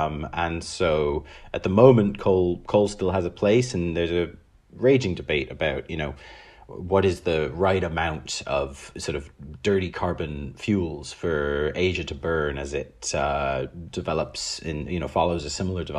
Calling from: London, United Kingdom; I am joining from London.

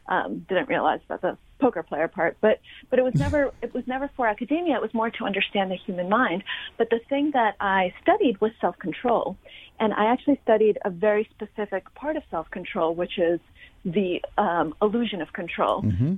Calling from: New York, United States

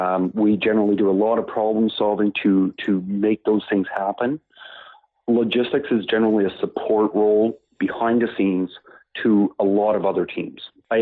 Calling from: Moncton, New Brunswick, Canada; I'm calling from Moncton, New Brunswick

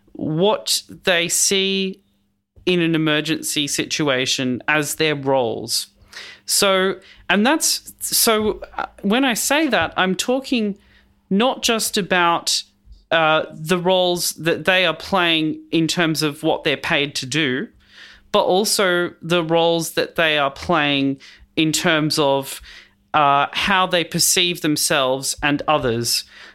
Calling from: Melbourne, Victoria, Australia; I am on Wurundjeri land in Melbourne

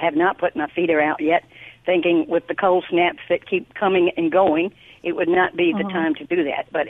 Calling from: Meridian, Mississippi, United States; Meridian, right in the middle of the state next to the Alabama line.

